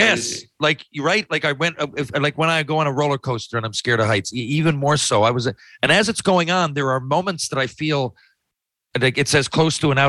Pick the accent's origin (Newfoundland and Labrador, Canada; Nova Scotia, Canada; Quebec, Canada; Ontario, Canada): Newfoundland and Labrador, Canada; St. John's; my hometown here, Mile One